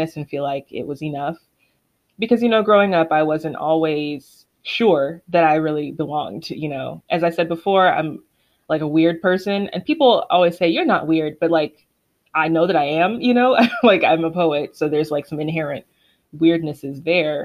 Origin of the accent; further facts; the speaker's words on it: United States; growing up in America or the quote-unquote Western world